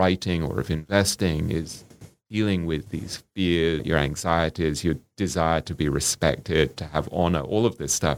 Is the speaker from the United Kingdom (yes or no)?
yes; England, United Kingdom; me growing up in England